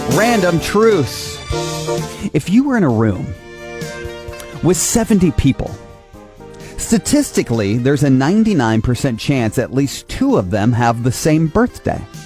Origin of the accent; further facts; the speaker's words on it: Angola, Indiana, United States; I grew up in Angola